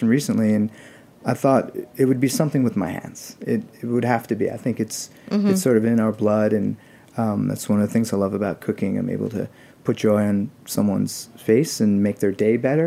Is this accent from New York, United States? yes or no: yes; New York City, New York, United States; born or raised there